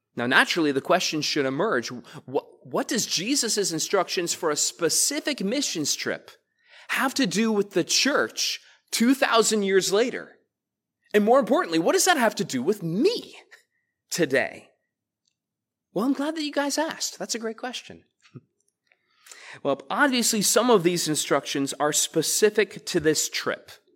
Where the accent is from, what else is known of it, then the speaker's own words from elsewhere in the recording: United States; I was raised to love this country